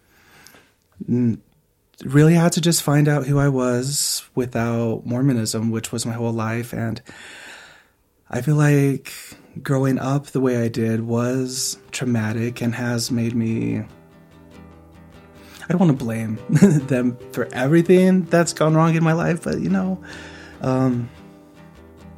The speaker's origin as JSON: {"language": "English", "town": "Moab", "region": "Utah", "country": "United States", "tie": "born or raised there", "said": "growing up in Moab, even though it is a diverse community"}